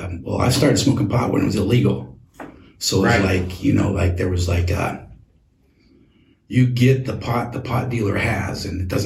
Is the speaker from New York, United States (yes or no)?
no; Tacoma, Washington, United States; also born or lived in Oregon; I'm from Tacoma. We moved up here from Oregon in, like, 1976